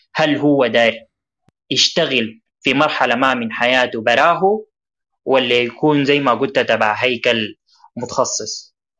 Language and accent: Arabic; Sudan; في بلدنا السودان